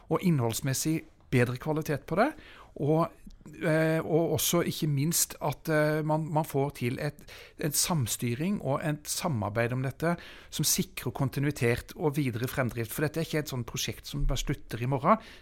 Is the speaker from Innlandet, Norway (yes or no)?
no; Bærum, Akershus, Norway; i Bærum også, der jeg kommer fra.